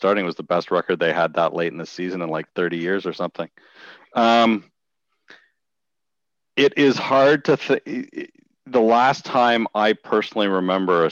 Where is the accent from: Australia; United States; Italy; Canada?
Canada; we're Canadian